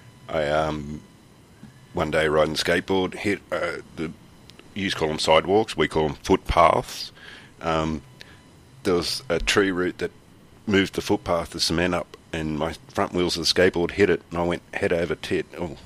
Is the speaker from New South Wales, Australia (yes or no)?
yes; Sydney, New South Wales, Australia; I was born in Sydney.